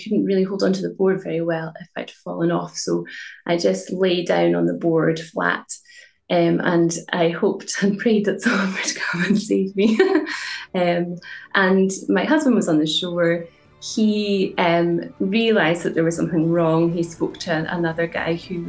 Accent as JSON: {"language": "English", "town": "Inverness", "region": "Scotland", "country": "United Kingdom", "said": "I'm from Inverness"}